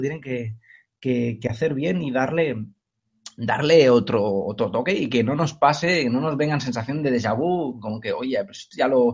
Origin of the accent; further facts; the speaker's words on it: Cornellà de Llobregat, Catalonia, Spain; yo soy de Cornellá de Llobregat, de Cataluña